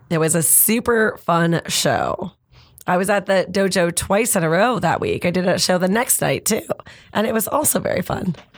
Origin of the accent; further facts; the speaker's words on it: Canada; we already kind of knew as Canadian comics